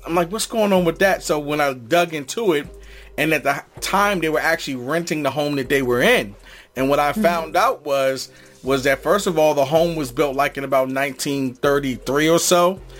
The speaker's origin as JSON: {"language": "English", "region": "East Coast", "country": "United States", "also_born_or_lived": "Los Angeles", "said": "I'm from the East"}